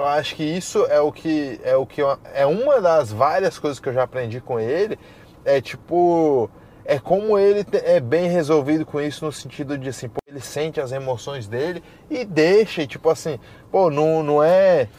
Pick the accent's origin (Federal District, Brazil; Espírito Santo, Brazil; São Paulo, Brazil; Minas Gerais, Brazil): Federal District, Brazil; Brasília; now in Florida, United States; eu venho de Brasília